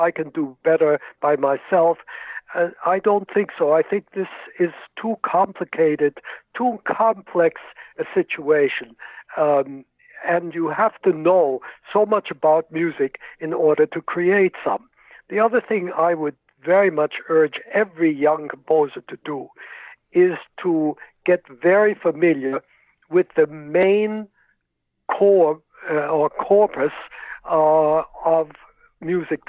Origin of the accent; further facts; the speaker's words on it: Worcester, Massachusetts, United States; I grew up in Worcester, Massachusetts, and I played in the Worcester Philharmonic since I was 13 years old